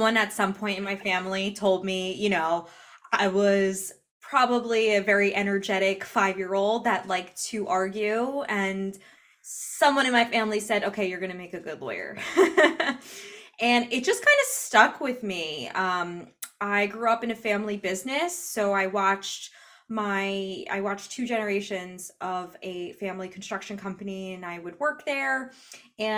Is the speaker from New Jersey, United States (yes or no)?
yes; New Jersey, United States; growing up in New Jersey, right outside of the city